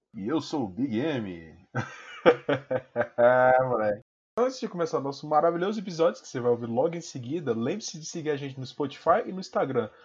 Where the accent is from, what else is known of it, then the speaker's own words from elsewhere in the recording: Brazil; Eu sou brasileiro